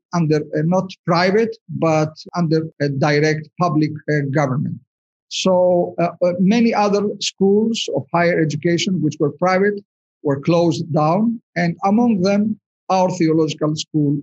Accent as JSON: {"language": "English", "country": "United States", "said": "I'm speaking now as an American representing all the Greek Americans and all Americans"}